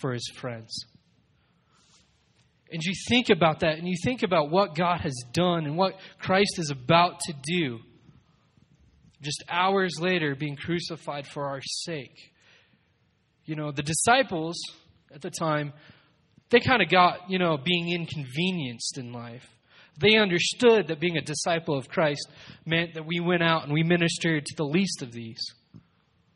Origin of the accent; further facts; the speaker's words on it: Colorado Springs, Colorado, United States; I was born and raised in Colorado Springs